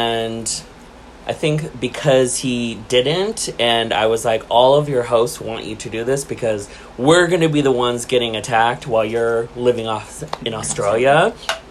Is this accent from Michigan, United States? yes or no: no; Portland, Oregon, United States; born and raised in Portland, drag queen here